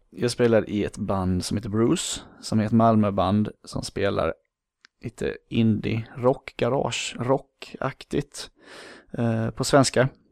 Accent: Falkenberg, Halland County, Sweden; moved away as an adult; also born or lived in Borås / San Diego; Uppväxt i Falkenberg på västkusten, det ligger ungefär 10 mil söder om Göteborg

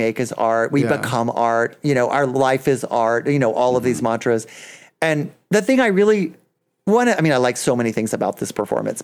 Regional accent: Splendora, Texas, United States; my hometown of Splendor

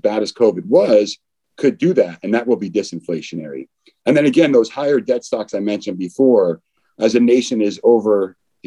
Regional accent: East Coast, United States; moved away as an adult; also born or lived in Newport Beach, California; now in New York, United States; I'm originally from the East Coast

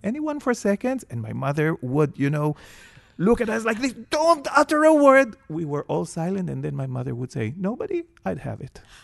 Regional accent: Jerusalem, Jerusalem District, Israel; I grew up in Jerusalem

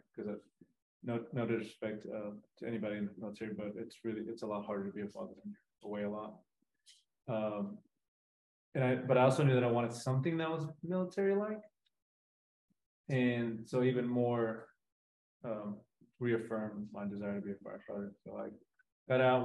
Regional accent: Grand Prairie, Texas, United States; also born or lived in Durango, Mexico; I was born in Durango, Mexico. And I came over when I was about four, then left, then came back when I was six. and we settled in Grand Prairie

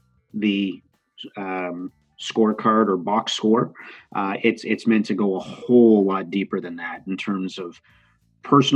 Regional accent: Montreal, Quebec, Canada; moved away as an adult; also born or lived in Calgary / Florida; I grew up in Montreal

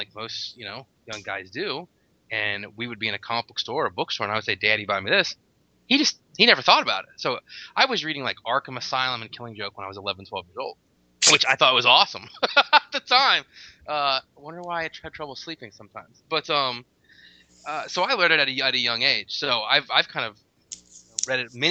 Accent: Tallahassee, Florida, United States; I am from Tallahassee, Florida

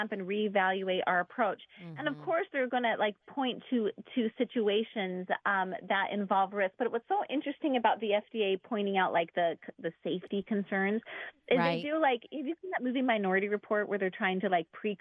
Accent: Brazil; moved away; I'm actually from Brazil originally

